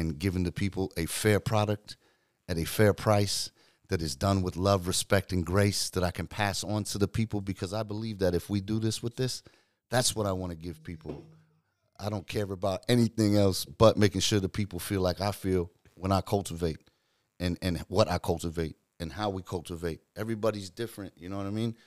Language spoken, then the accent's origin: English; New Zealand; now in United States; I'm from New Zealand, but I live in the States